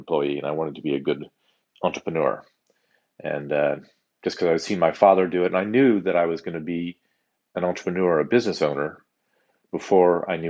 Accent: Palo Alto, California, United States; I grew up in Palo Alto, California, and had a sort of a sunny childhood there

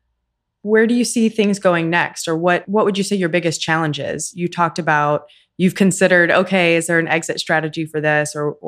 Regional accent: Houston, Texas, United States; I'm from Houston.

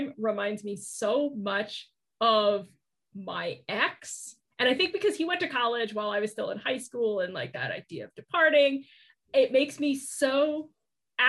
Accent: Oklahoma City, Oklahoma, United States; moved away; I'm originally from Oklahoma City

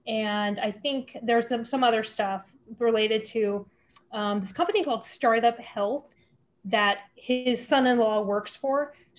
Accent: Bay Area, California, United States; I grew up in the Bay Area

